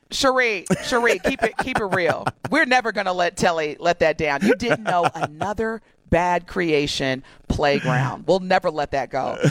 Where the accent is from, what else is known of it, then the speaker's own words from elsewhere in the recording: Evansville, Indiana, United States; growing up in Evansville